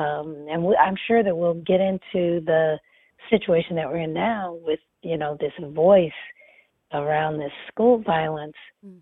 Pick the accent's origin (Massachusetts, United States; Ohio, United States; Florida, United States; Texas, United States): Massachusetts, United States; Lexington; born or raised there; also born or lived in Nashville, Tennessee